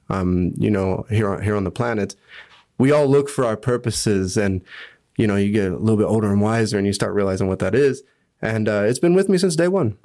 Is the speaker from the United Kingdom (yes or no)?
no; Hutchinson, Kansas, United States; moved away as an adult; now in Bern, Switzerland; I loved growing up in Hutch